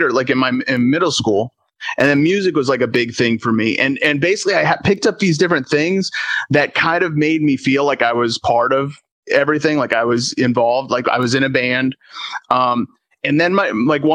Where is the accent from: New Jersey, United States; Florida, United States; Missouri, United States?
Florida, United States; Tampa; I grew up in Tampa